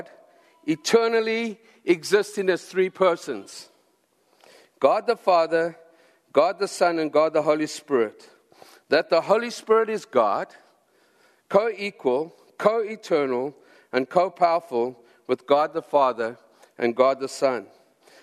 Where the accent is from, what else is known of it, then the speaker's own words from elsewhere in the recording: South Africa; I come from South Africa, and we drive on the left-hand side of the road.